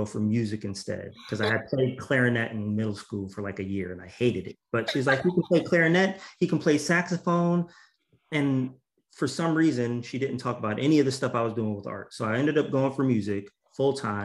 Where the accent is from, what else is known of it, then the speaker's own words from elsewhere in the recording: New Haven, Connecticut, United States; I grew up in New Haven, Connecticut